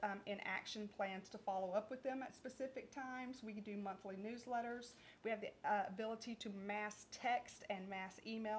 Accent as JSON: {"language": "English", "town": "Splendora", "region": "Texas", "country": "United States", "also_born_or_lived": "Huffman, Texas", "said": "I'm from Splendora"}